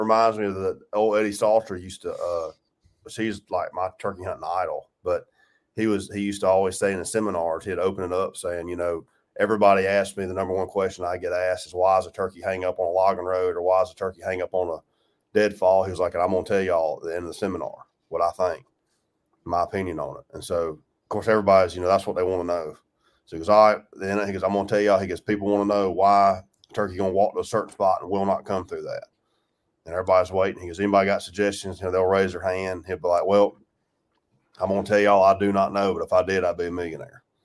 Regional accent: Georgia, United States; I grew up in Georgia

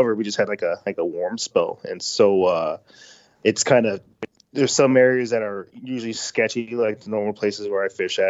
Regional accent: Las Vegas, Nevada, United States; now in North Dakota, United States; I grew up in Las Vegas, Nevada

